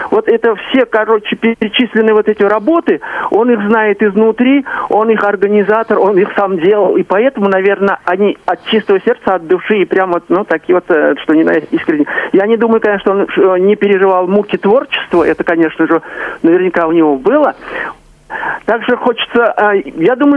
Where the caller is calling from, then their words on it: Kazan, Tatarstan, Russia; я из Казани.